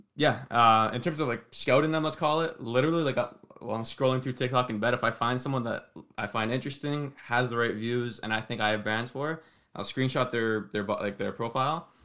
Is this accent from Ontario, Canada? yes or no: yes; Toronto, Ontario, Canada; I'm from, uh, Toronto, Ontario, but born and raised here